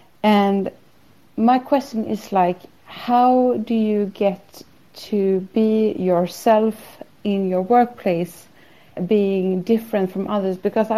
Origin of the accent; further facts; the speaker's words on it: Sweden; I'm from Sweden.